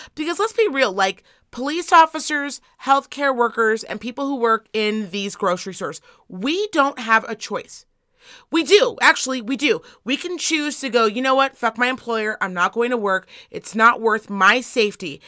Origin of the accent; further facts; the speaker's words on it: Reno, Nevada, United States; I am from Reno, Nevada.